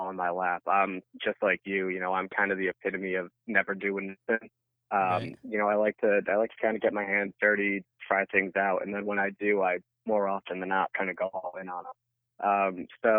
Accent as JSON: {"language": "English", "region": "Southern Connecticut", "country": "United States", "tie": "born or raised there", "said": "I grew up in Southern Connecticut, so actually most of my family's Yankees fans"}